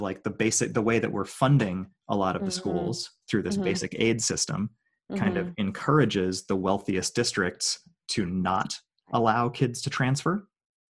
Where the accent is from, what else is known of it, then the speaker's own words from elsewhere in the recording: Oakland, California, United States; I grew up in Oakland.